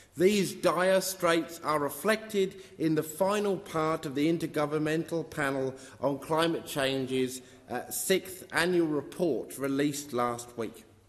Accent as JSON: {"language": "English", "region": "Western Australia", "country": "Australia", "tie": "born or raised there", "said": "my home state of Western Australia"}